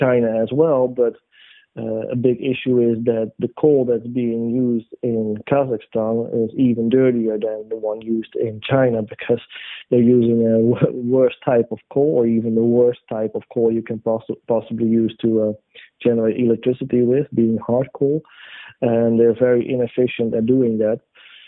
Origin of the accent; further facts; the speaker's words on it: Netherlands; my home country, the Netherlands